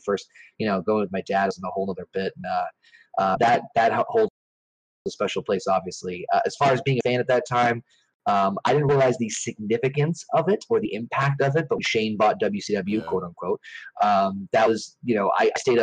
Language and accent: English; Boston, Massachusetts, United States; I'm from the Boston, Massachusetts area